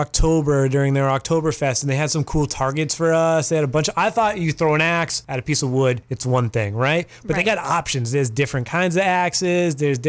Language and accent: English; Massachusetts, United States; now in Maine, United States; I grew up in Massachusetts.